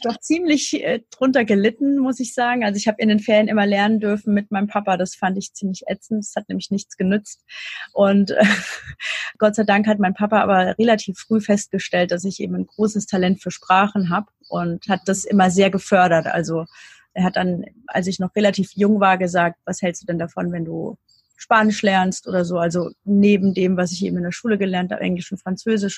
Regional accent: near Darmstadt, near Frankfurt, Hesse, Germany; ich habe immer hier gelebt in der Nähe von Darmstadt, also bei Frankfurt

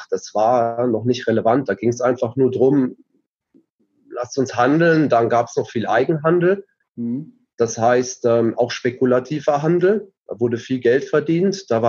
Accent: Heidelberg, Baden-Württemberg, Germany; moved away as an adult; now in Switzerland; Ich komme ursprünglich aus Deutschland. Ja. Bin in, in Heidelberg groß geworden, in äh, Mannheim an die Universität gegangen, habe dort äh, Wirtschaftsinformatik studiert.

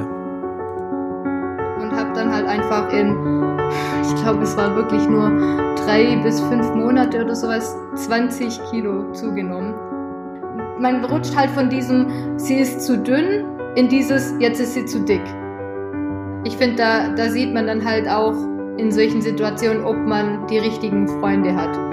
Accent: near Stuttgart, Baden-Württemberg, Germany; ich komme aus der Nähe von Stuttgart

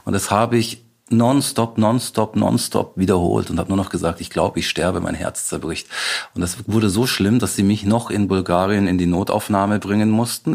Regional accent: Reichertshausen, Bavaria, Germany; now in Munich, Germany; ich bin Münchner, ich bin bayerischer Türke

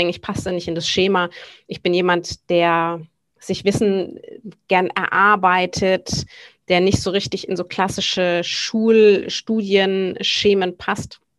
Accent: Sylt, Schleswig-Holstein, Germany; also born or lived in Bavaria / Hamburg; Ich äh, bin geboren eigentlich in Bayern, bin teilweise aufgewachsen auf Sylt, wo ich eben ja heute noch lebe, ähm, ebenso wie in Hamburg.

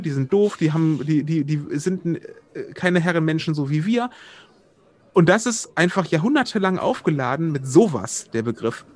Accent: Wuppertal, North Rhine-Westphalia, Germany; in meiner Heimat Wuppertal

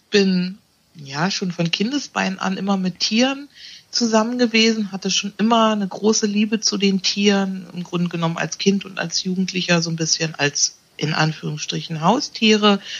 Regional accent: Berlin, Germany; Ich bin 54. Ich komme aus Berlin, habe da eine mobile Praxis

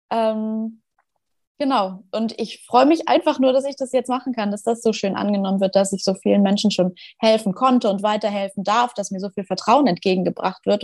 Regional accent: Schleswig-Holstein, Germany; Ich bin 26, ich komme aus Schleswig-Holstein.

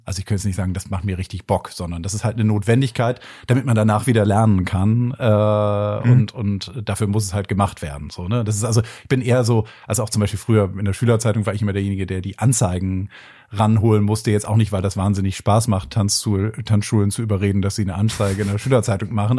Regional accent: Bremen, Germany; now in Hamburg, Germany; ich bin ja in der Stadt in Bremen groß geworden

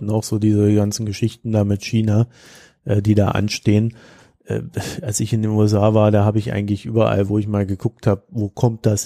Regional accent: Germany; Wir werden am meisten leiden. Wir sind Deutsche.

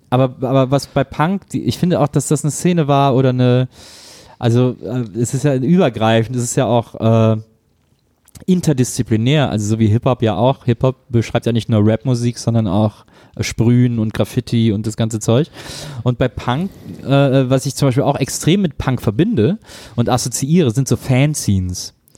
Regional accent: Wesseling, North Rhine-Westphalia, Germany; bei uns in Wesseling

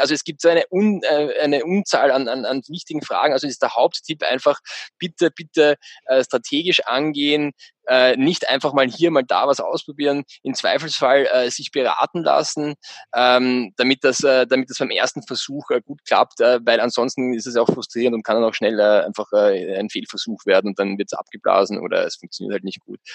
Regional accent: Austria; bei uns in Österreich

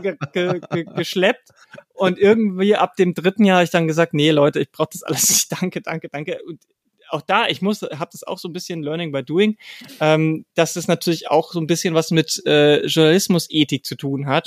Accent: a small village near Passau, Lower Bavaria, Germany; moved away; also born or lived in Dresden / Mannheim / Berlin; in einem kleinen Dorf in der Nähe von Passau bin ich groß oh, geworden

